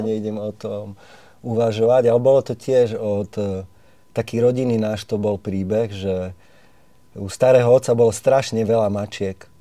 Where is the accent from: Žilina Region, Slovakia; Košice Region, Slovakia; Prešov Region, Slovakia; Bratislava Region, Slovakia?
Prešov Region, Slovakia; Štrba; u nás v Štrbe, ja som zo Štrby